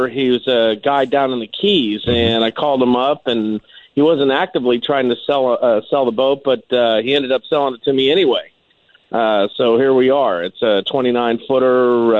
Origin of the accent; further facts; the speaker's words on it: South Florida, United States; I'm 39 years old, and I got my captain's license at the age of 19. I grew up in South Florida. Since I was 10 years old.